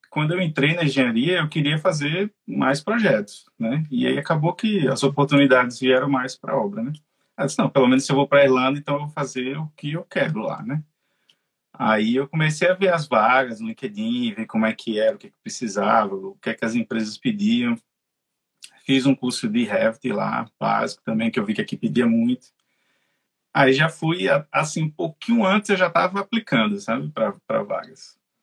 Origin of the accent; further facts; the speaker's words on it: Natal, Rio Grande do Norte, Brazil; moved away as an adult; now in Dublin, Ireland; eu sou de Natal